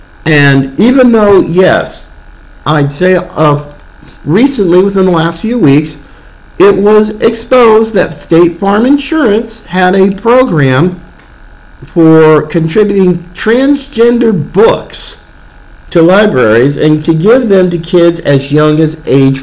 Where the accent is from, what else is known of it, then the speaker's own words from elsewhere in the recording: Oregon, United States; moved away; I grew up in Oregon